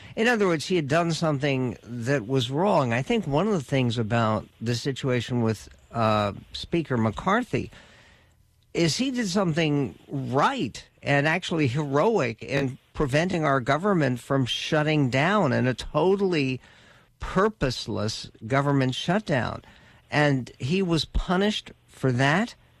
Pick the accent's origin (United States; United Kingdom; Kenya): United States; I'm an American